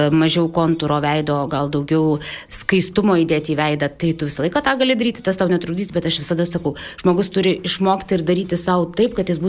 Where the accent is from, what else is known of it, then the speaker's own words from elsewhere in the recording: Alytus, Alytus County, Lithuania; Aš esu alytiškė e, nuo pat gimimo iki pat dabar. Visą laiką žinau, iš kur aš esu kilusi, kas aš esu.